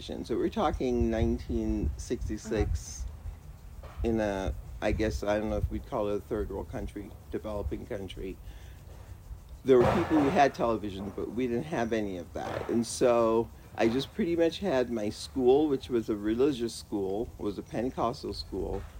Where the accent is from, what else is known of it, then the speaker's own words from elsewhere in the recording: Jamaica; now in Colorado Springs, United States; Jamaica, West Indies